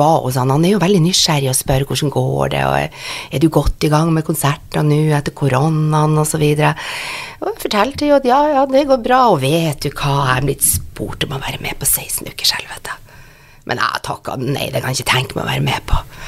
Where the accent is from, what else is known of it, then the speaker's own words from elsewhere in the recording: Northern Norway, Norway; jeg er nordlending og er vant til det